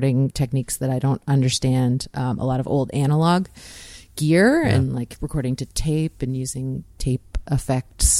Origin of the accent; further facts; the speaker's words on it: Peterborough, Ontario, Canada; moved away as an adult; now in St. John's, Canada; My parents live in Peterborough. Yeah, I'm from Peterborough, Ontario